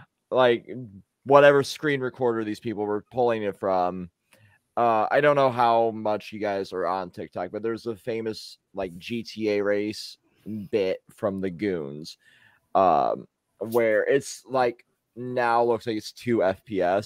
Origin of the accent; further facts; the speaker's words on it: United States; I'm the American here